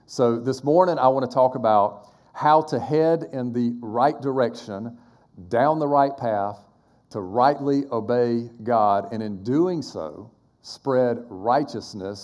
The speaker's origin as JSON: {"language": "English", "town": "Quitman", "region": "Georgia", "country": "United States", "tie": "born or raised there", "moved": "yes", "lives_now": "Charleston, United States", "said": "Quitman, Georgia, which is really, it's next to Valdosta, Georgia, because that's my hometown"}